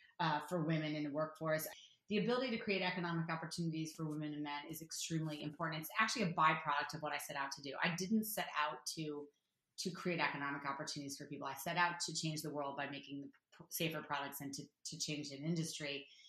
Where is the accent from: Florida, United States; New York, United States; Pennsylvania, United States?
New York, United States; New York City; now in Los Angeles, United States; I'm a diehard New Yorker. I grew up in New York City.